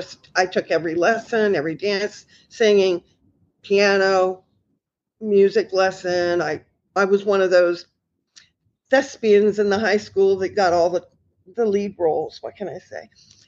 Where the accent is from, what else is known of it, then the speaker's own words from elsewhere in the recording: Indiana, United States; I grew up in Indiana. And then, we're fellow Hoosiers.